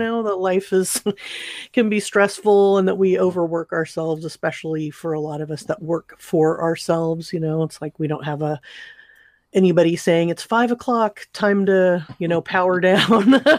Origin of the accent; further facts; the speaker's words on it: Southern California, United States; I grew up in Southern California